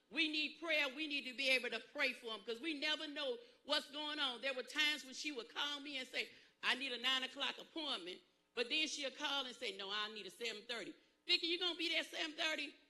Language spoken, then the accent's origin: English; Pageland, South Carolina, United States; I told her I was from Pageland, South Carolina, where my people was.